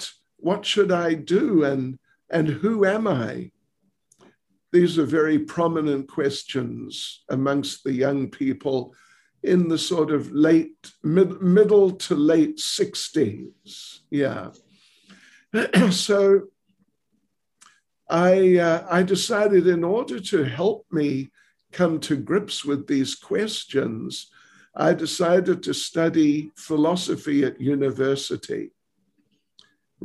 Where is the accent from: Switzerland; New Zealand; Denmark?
New Zealand; moved away as an adult; now in South Africa; I was born and raised in New Zealand